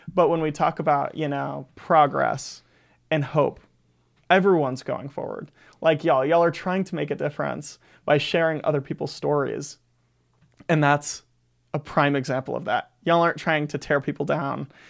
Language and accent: English; Gulf Breeze, Florida, United States; I grew up in Gulf Breeze, Florida